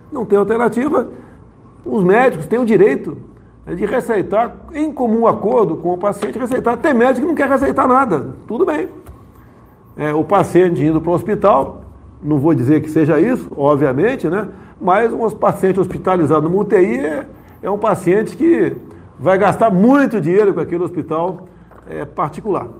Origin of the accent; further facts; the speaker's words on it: Eldorado, São Paulo, Brazil; moved away; also born or lived in Rio de Janeiro; fui criado em Eldorado Paulista